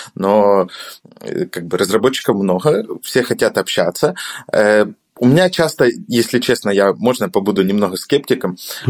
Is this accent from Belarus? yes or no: no; Odesa, Odesa Oblast, Ukraine; я сам из Одессы, э, и у нас здесь регулярно проходят встречи фронтенд-сообщества